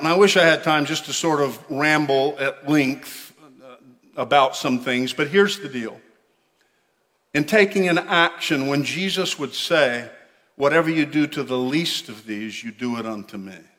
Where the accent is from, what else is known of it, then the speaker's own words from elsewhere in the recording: United States; we're Americans